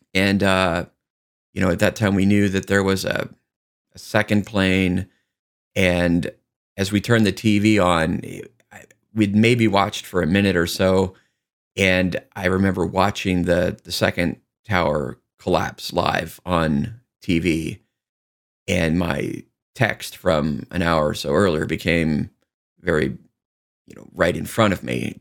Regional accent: United States; we are strong enough as Americans

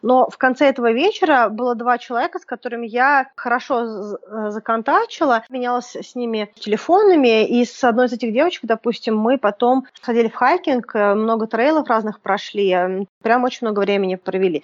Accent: Moscow, Russia; как и я, из Москвы

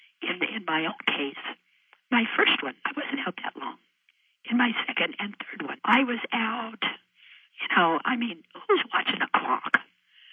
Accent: Idaho, United States; I'm a gal from Idaho. I'm a Westerner.

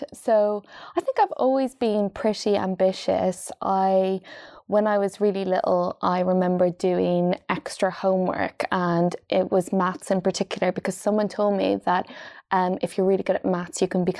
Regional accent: Dundalk, County Louth, Ireland; moved away as an adult; also born or lived in Wales; now in London, United Kingdom; So I grew up in Ireland in a place just north of Dublin called Dundalk, which is beside the sea. And then when I was 18 years of age, I moved to Wales, to the Welsh Valleys

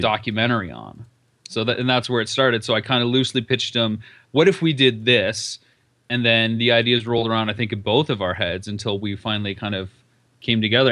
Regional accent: London, Ontario, Canada; now in Las Vegas, United States; I'm from London, Ontario

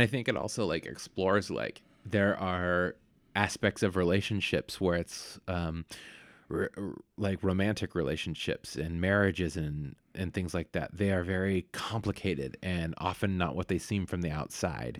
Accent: Vallejo, California, United States; Vallejo where I grew up

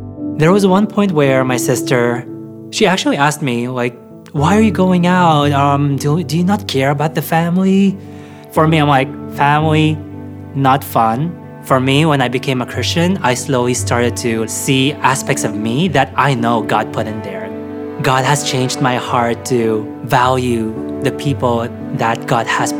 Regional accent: Philippines; now in Canada; I grew up in the Philippines

